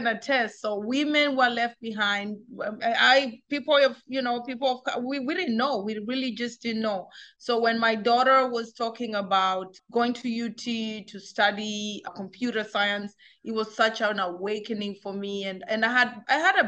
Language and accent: English; Kenya; moved away as an adult; also born or lived in Germany; now in United States; I grew up in Kenya. I spent 18 years of my life in Africa